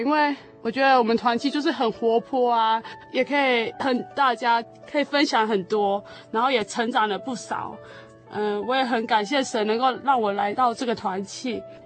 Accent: Taichung, Taiwan; 我是来自台中的

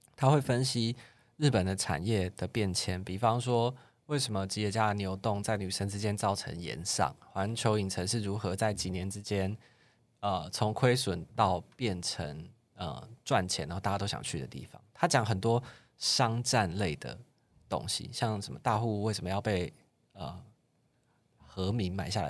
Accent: Kaohsiung, Taiwan; 我是高雄人

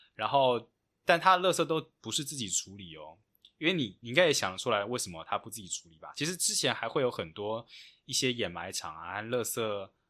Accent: Kaohsiung, Taiwan; moved away; also born or lived in Taipei; 我是高雄人，所以我从来也是不带伞的

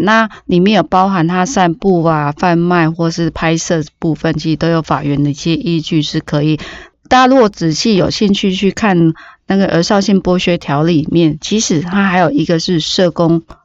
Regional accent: Taiwan; 我们台湾

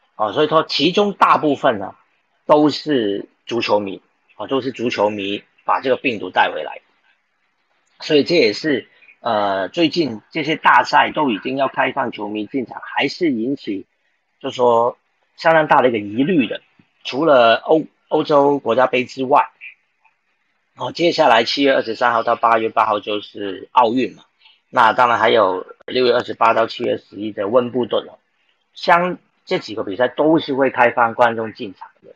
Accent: Taiwan; 我们台湾人

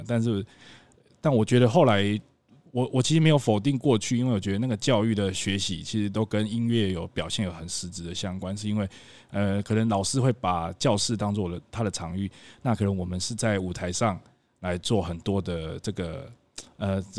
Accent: Qishan, Kaohsiung, Taiwan; 生产的一个小镇。那在香蕉的产业，其实，在亚洲的香蕉贸易，其实它是非常重要的地位。那所以它也是我的故乡了。

